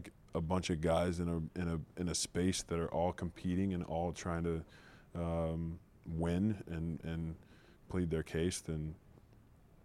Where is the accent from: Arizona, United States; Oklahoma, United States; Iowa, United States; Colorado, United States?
Oklahoma, United States; moved away as an adult; also born or lived in Los Angeles / Michigan; now in Detroit, United States; I grew up in Oklahoma I lived there for 19 years.